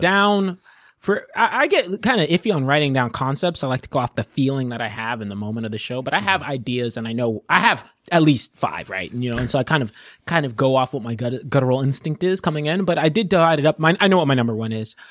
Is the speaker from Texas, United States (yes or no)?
yes; Wylie, Texas, United States; growing up when I moved to Wiley, Texas